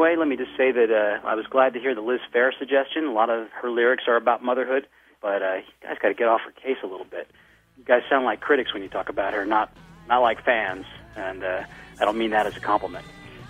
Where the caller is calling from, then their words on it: Paris, Île-de-France, France; This is …. I'm calling from Paris, France